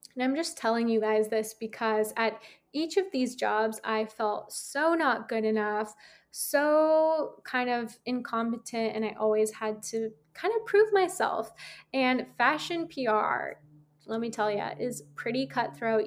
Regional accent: San Francisco, California, United States; moved away; I'm from San Francisco

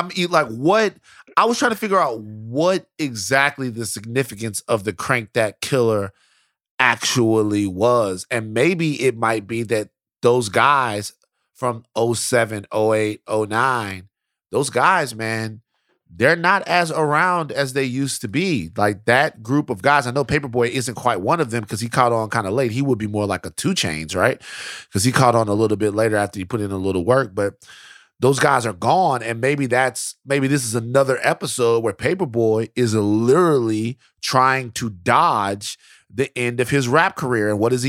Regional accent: Louisiana, United States; I'm from Louisiana.

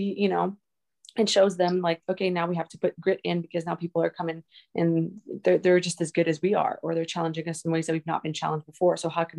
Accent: Canada; I'm Canadian

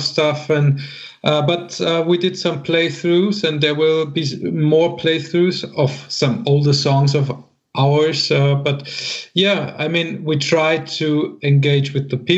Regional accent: Bavaria, Germany; moved away; also born or lived in northern Germany; I was born in Bavaria

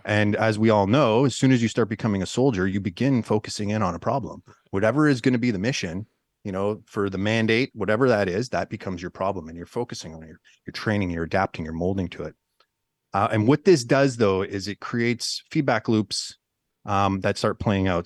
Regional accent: Northern Ontario, Canada; I'm, I'm originally from Northern Canada, uh, Northern Ontario to be specific, you know, grew up in the woods

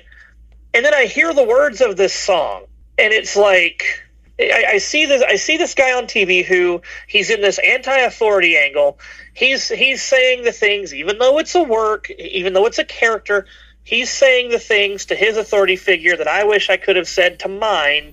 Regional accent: Chattanooga, Tennessee, United States; I get to get away from Chattanooga for a while.

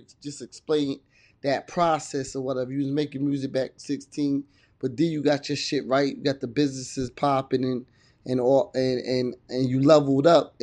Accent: Virginia, United States; I'm from Virginia. I'm in Virginia

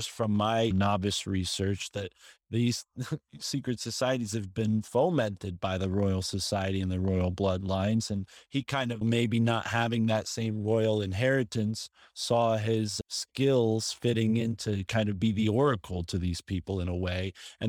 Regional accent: Connecticut, United States; growing up in Connecticut, very close to Yale University

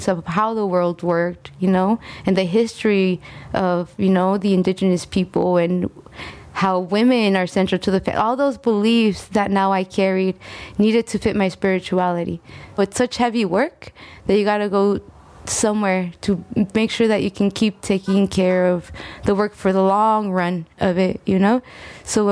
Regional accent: California, United States; also born or lived in Texcoco, Mexico; now in Sacramento, United States; I was born in Texcoco, Mexico, and my background in work at first comes from learning how to tell my story, you know, when as an undocumented young woman who grew up in California

